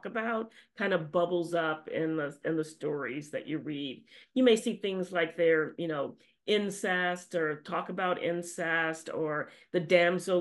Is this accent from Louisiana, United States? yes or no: yes; Louisiana, United States; I grew up in Louisiana